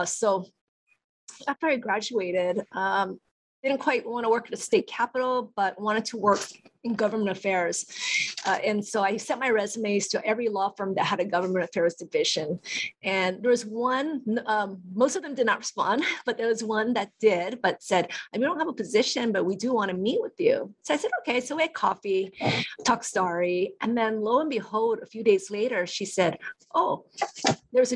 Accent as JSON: {"language": "English", "town": "Hilo", "region": "Hawaii", "country": "United States", "tie": "born or raised there", "also_born_or_lived": "Tokyo, Japan", "said": "my entire life, I was pretty much raised in Hilo, and I went to Hilo Union, Waikia Intermediate, Waikia High School"}